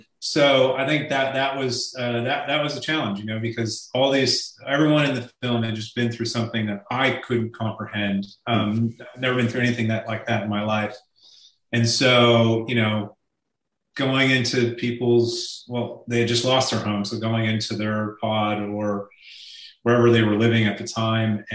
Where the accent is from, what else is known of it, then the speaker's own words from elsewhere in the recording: California, United States; my home state of California